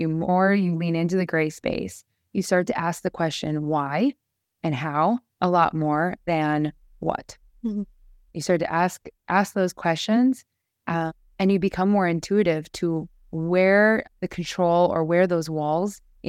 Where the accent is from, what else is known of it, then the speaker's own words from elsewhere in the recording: Midwest, United States; I turned 30 this year. I'm from the Midwest, right?